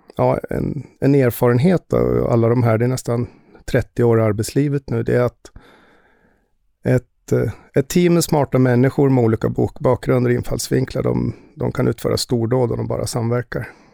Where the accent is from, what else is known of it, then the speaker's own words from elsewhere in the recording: Västerås, Västmanland, Sweden; moved away as an adult; also born or lived in United States; now in Stockholm, Sweden; Jag är född och uppvuxen i Västerås